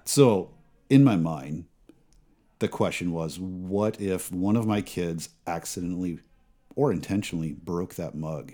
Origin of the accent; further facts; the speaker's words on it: South Dakota, United States; moved away; My, my grandma She's in her nineties back in South Dakota, and the nursing home in my hometown actually closed permanently.